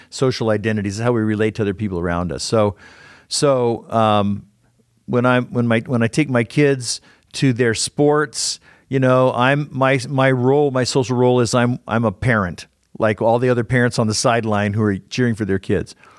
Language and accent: English; Southern California, United States; now in Utah, United States; I grew up in Southern California